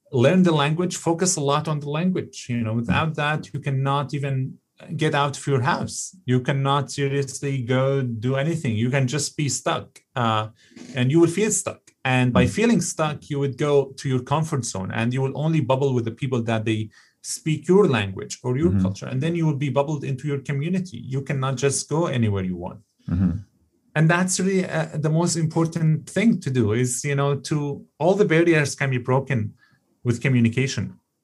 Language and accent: English; Canada; born there; And, you know, exactly as a Canadian born citizen, we in this country, we have our own challenges ahead of us.